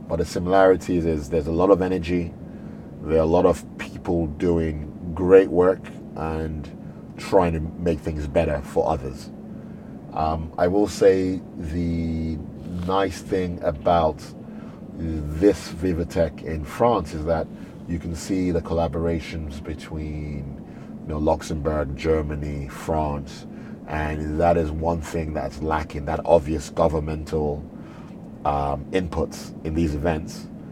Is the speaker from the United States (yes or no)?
no; Nigeria; also born or lived in United Kingdom; a Nigerian born and bred